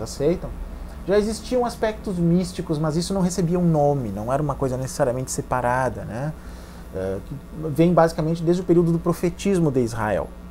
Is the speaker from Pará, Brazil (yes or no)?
no; Santa Maria, Rio Grande do Sul, Brazil; Santa Maria, que é a minha cidade natal